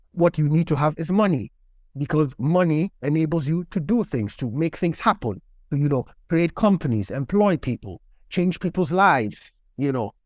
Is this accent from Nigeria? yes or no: yes; Lagos, Nigeria; moved away as an adult; also born or lived in Warsaw, Poland; now in United Kingdom; I grew up in Nigeria. Um, I was born to a Nigerian father and a Polish mother. Uh, so I lived in Lagos for the first seventeen years of my life